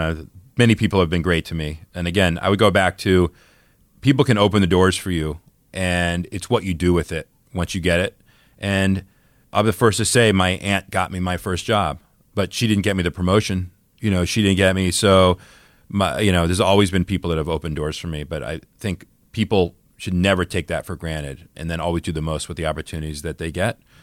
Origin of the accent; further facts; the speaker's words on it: the South, United States; I grew up in the South, and my dad had an accent He was from Southern Georgia